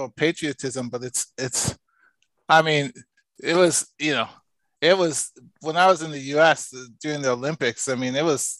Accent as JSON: {"language": "English", "country": "Canada", "moved": "yes", "said": "I took some serious abuse being a Canadian"}